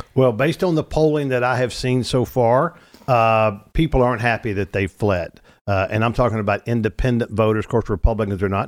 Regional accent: Arkansas, United States; moved away as an adult; also born or lived in Louisiana; now in Texas, United States; I was born in Louisiana, raised in Arkansas, got to Texas as fast as I could spell it at age twenty-five

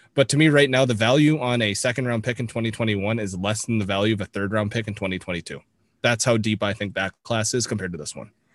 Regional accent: Toronto, Ontario, Canada; I grew up in the Toronto sports market

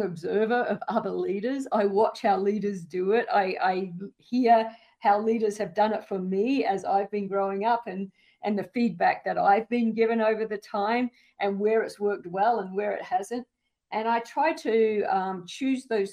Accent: Australia; now in United States; I grew up in the outback of Australia

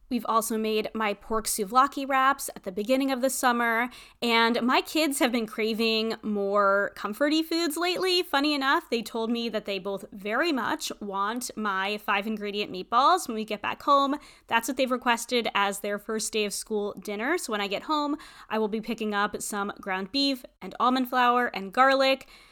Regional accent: New England, United States; also born or lived in Tampa, Florida; growing up in New England

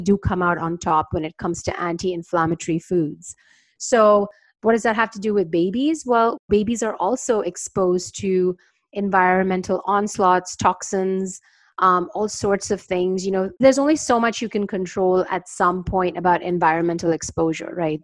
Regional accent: India; moved away; also born or lived in New York; I grew up in India

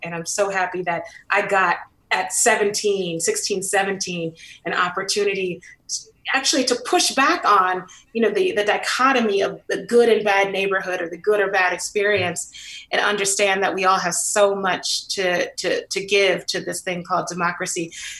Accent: San Francisco, California, United States; I grew up in the Western Addition, you know, right by the Panhandle, and a beautiful Victorian. I remember Black folks used to actually live in those Victorians. I lived on Fulton between Baker and Lyon.

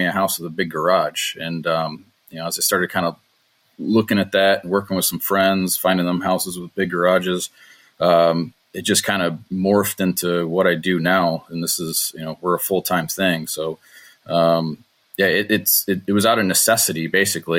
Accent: Detroit, Michigan, United States; I'm from Motor City, so there's a lot of engineers who have built houses and built big garages to go along with them. So there's good inventory here

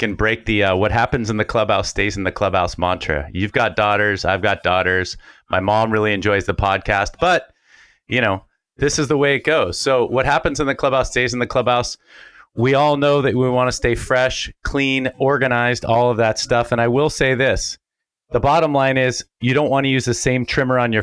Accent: Bay Area, California, United States; I grew up in the Bay Area

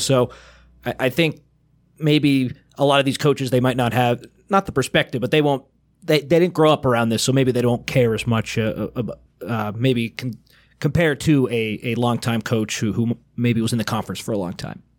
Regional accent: Franklin, Massachusetts, United States; moved away; also born or lived in Maine; born in Maine and then moved there when I was four, but Franklin is closer to Rhode Island, so a little further away from Boston

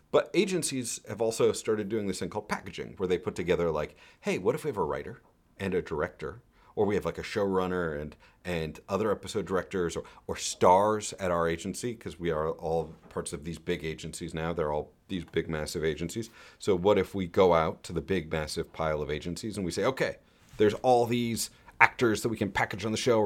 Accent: New York, United States; as a New Yorker

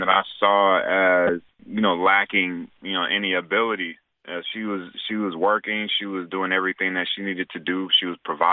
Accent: Raleigh, North Carolina, United States; I grew up in Raleigh, North Carolina

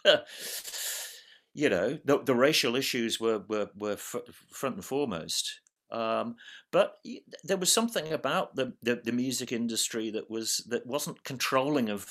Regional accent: Birmingham, West Midlands, United Kingdom; growing up in Birmingham at that point

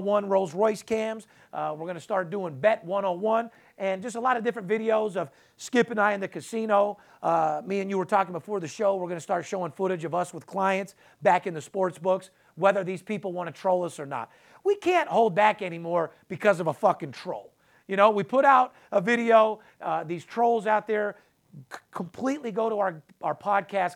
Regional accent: Las Vegas, Nevada, United States; a guy that's actually third generation born and raised in Las Vegas, out here in Las Vegas

